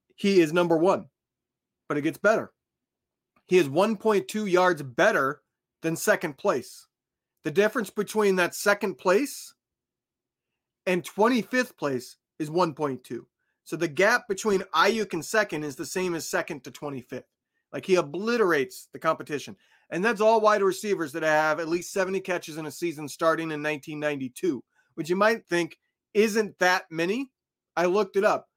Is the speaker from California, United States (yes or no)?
no; Indiana, United States; I grew up in Indiana